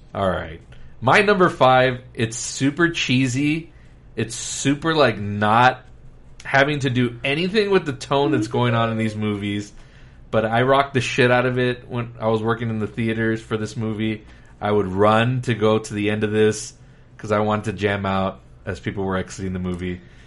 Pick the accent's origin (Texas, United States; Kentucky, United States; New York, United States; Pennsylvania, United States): Texas, United States; Laredo; now in San Antonio, United States; I was born and raised in Laredo, Texas.